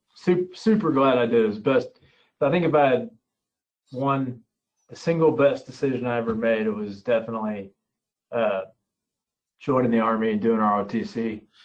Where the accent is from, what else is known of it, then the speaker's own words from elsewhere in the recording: Floyds Knobs, Indiana, United States; I grew up in Southern Indiana, in Floyd's Knobs, Indiana